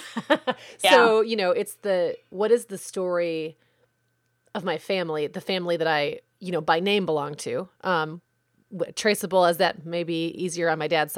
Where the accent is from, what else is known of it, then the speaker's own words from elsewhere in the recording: United States; especially when you identify as American and always have